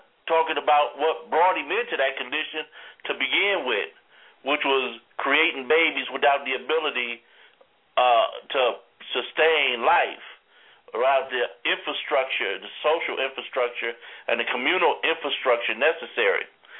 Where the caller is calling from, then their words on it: Greensboro, North Carolina, United States; I'm calling from Greensboro, North Kakalaki.